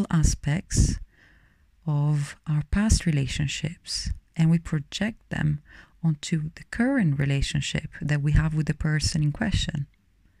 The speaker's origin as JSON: {"language": "English", "town": "Rome", "region": "Lazio", "country": "Italy", "moved": "yes", "said": "I'm originally from Rome, Italy."}